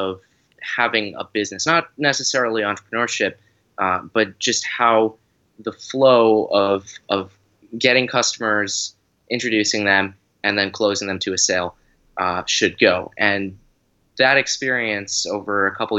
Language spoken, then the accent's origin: English; South Carolina, United States; also born or lived in Boston / Atlanta; I was born in Boston and then lived in Atlanta for a little while, but I grew up here in South Carolina for most of my middle school, high school age